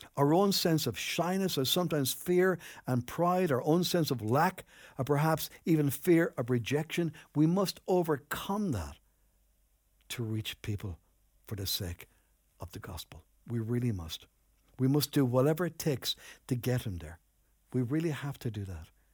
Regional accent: Enniscorthy, Leinster, Ireland; moved away as an adult; also born or lived in Newbridge, County Kildare; I grew up in Anniscorthy

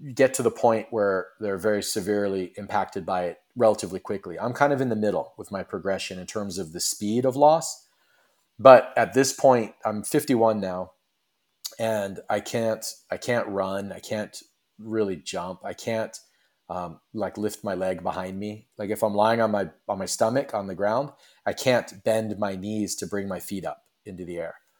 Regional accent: west coast of Florida, United States; also born or lived in Cocoa Beach, Florida; Originally I was born and raised in Florida on the west coast of Florida

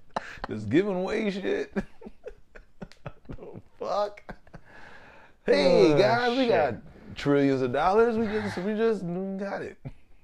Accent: Pennsylvania, United States; We're from Pennsylvania.

